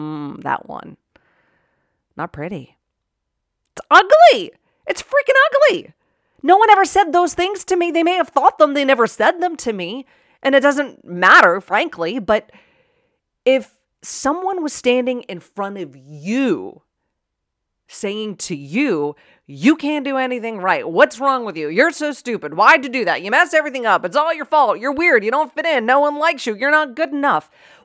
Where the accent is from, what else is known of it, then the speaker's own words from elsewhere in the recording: Pittsburgh, Pennsylvania, United States; accent: Pittsburgh; In fact, I'm from Pittsburgh, right? Born and raised in Pittsburgh. And if you know anybody from Pittsburgh, you got a bit of an accent.